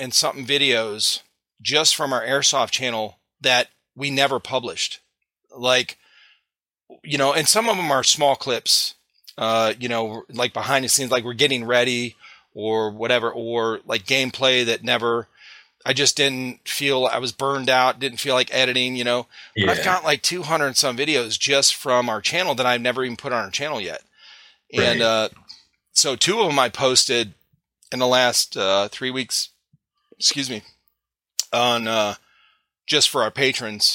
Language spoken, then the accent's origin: English; Cleveland, Ohio, United States; moved away; we're originally from Cleveland, Ohio